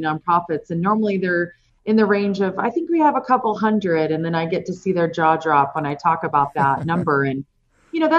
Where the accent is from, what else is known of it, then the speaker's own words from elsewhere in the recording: Houston, Texas, United States; moved away as an adult; now in Phoenix, United States; I actually grew up in Houston, Texas, so I still consider that my hometown, but I've been here since 2000, so 20 years now.